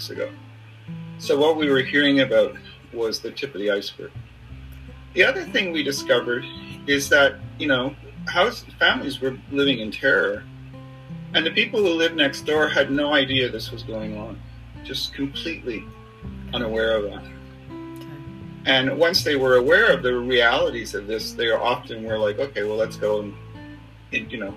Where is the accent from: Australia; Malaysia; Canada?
Canada; Montreal, Quebec; moved away as an adult; also born or lived in British Columbia / Ottawa; I am born and raised in Montreal